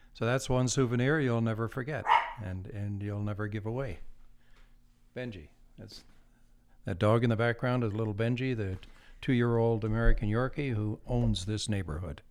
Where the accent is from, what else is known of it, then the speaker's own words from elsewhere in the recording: Campbellton, New Brunswick, Canada; I'm from New Brunswick, a small town in uh, New Brunswick, northern New Brunswick, Campbellton. And as a, I grew up on the edge of town